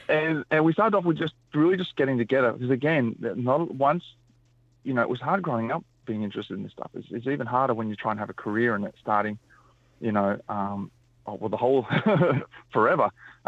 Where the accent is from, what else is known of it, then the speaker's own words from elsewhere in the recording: New South Wales, Australia; I'm a Wiradjuri mob. My mum and my family actually grew up in Lithgow, just got on the other side of the Blue Mountains. I was born in Awabakal land. We travelled around a lot.